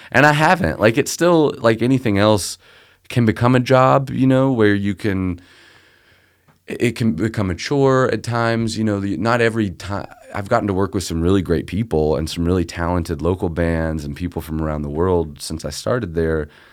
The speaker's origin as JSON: {"language": "English", "town": "Memphis", "region": "Tennessee", "country": "United States", "tie": "born or raised there", "said": "I grew up here in Memphis."}